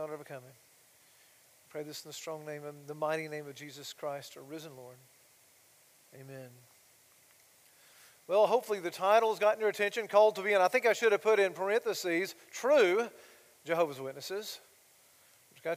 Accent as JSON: {"language": "English", "town": "Blairsville", "region": "Georgia", "country": "United States", "tie": "born or raised there", "moved": "yes", "said": "my hometown, Blairsville"}